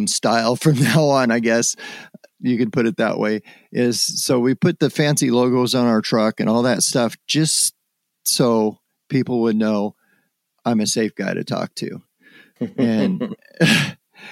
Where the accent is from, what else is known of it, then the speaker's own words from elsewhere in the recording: Summerville, Oregon, United States; where I grew up in Somerville, Oregon, was only about 15 miles south of where the Freeman film was shot